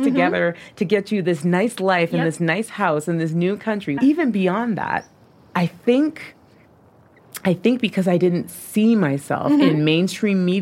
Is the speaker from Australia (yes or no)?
no; Toronto, Ontario, Canada; moved away as an adult; also born or lived in China; I am from Toronto, Canada